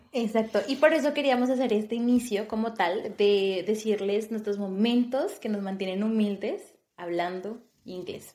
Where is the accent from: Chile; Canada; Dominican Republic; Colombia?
Colombia; Bogotá; moved away as an adult; also born or lived in Turkey; now in Malta; yo soy colombiana, eh, nací en una hermosa, hermosa ciudad llamada Bogotá